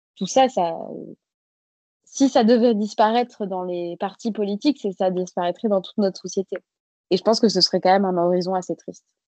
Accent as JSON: {"language": "French", "town": "Bègles", "region": "Nouvelle-Aquitaine", "country": "France", "also_born_or_lived": "Paris", "moved": "as an adult", "said": "je viens de Bègle, qui est une euh, ville à côté de Bordeaux"}